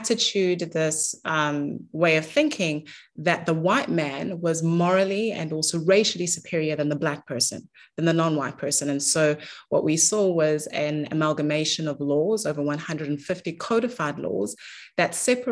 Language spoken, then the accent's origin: English; South Africa; I was born in South Africa